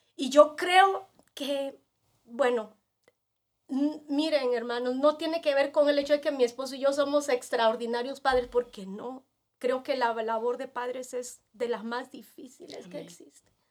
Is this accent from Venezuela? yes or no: no; Peru; moved away as an adult; also born or lived in Nicaragua / India; now in El Salvador; durante siete años había tenido más de 35 médicos en mi país, en Perú